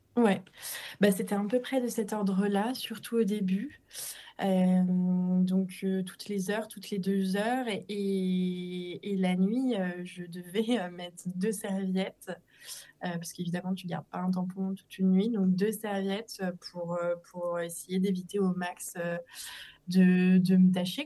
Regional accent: Annecy, Auvergne-Rhône-Alpes, France; je suis originaire d'Annecy où je vis actuellement

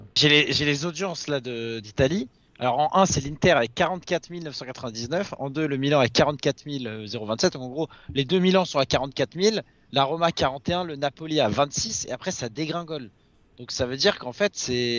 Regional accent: Paris, Île-de-France, France; je suis parisien

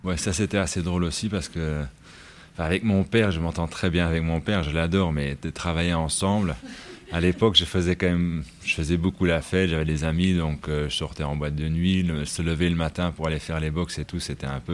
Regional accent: Luxembourg; c'était vraiment une écurie un peu rustique et c'est là où j'ai grandi

